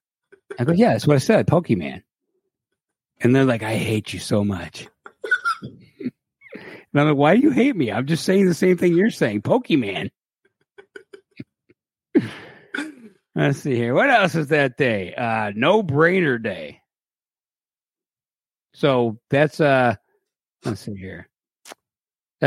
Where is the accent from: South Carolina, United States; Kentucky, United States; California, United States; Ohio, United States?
Ohio, United States; Cleveland; I'm from Cleveland